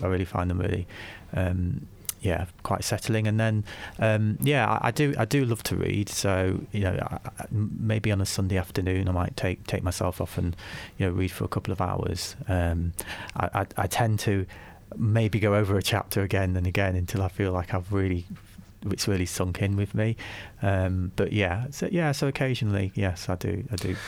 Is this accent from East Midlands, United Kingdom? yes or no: yes; Nottingham, East Midlands, United Kingdom; moved away as an adult; also born or lived in Leeds; I was born in Nottingham, um, spent, um, my early life in Nottingham